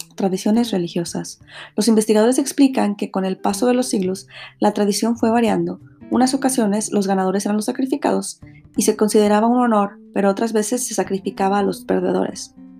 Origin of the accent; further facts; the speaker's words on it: Mexico; para los que somos mexicanos